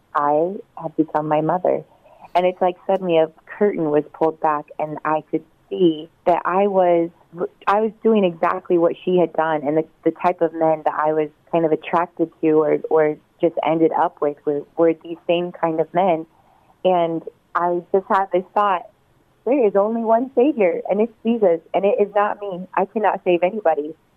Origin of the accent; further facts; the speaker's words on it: southeastern Oregon, United States; moved away as an adult; now in California, United States; I grew up on um, a little farm town in Oregon, southeastern Oregon